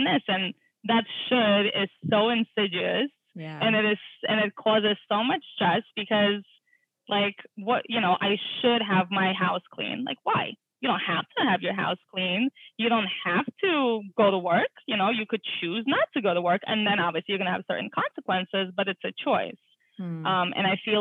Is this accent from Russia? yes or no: yes; Russia; moved away; I'm an immigrant. I was born in Russia, and like everyone who was born in Russia plays the piano. So I went through like 7 years of taking art classes and piano classes